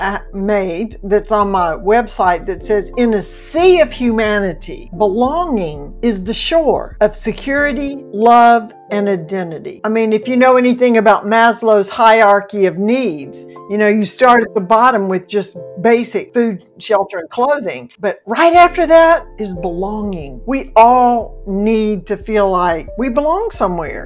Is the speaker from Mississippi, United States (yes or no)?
yes; Mississippi, United States; moved away as an adult; also born or lived in Alabama / Georgia / Florida; I was born in Mississippi and I've lived in Alabama, two places in Georgia, and two places in Florida